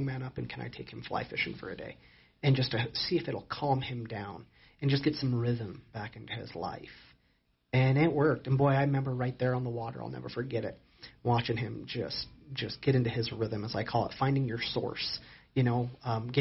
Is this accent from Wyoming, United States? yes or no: yes; Casper, Wyoming, United States; moved away as an adult; now in Sheridan, United States; I grew up in Casper, Wyoming.